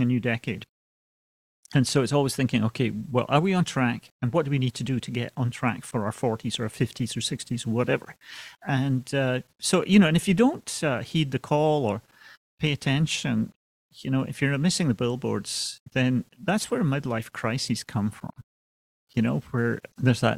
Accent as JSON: {"language": "English", "town": "Aberdeen", "region": "Scotland", "country": "United Kingdom", "tie": "born or raised there", "also_born_or_lived": "London", "moved": "as an adult", "said": "I was born and raised in Scotland, Aberdeen, Scotland."}